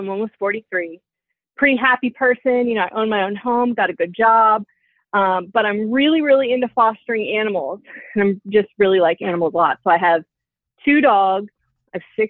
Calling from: Virginia, United States; I'm 42. I'm calling from Virginia.

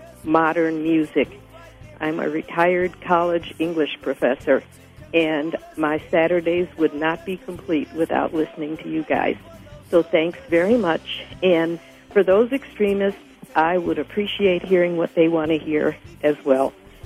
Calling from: Chicago, Illinois, United States; I'm calling from Chicago

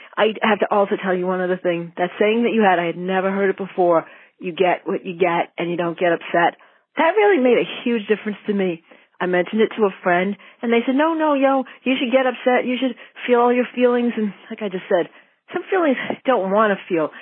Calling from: Arlington, Massachusetts, United States; I live in Arlington, Mass, uh, and I've said Metro Boston before. I'm calling from Arlington, Mass

